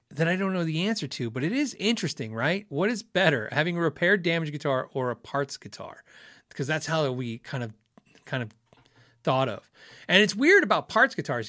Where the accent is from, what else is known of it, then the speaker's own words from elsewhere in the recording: Tucson, Arizona, United States; I grew up in Tucson